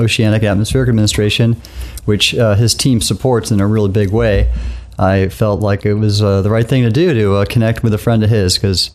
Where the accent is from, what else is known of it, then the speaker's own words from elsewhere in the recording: Los Angeles, California, United States; moved away; I'm from Los Angeles area, and that's why I love the ocean. I grew up going to the beaches in Southern California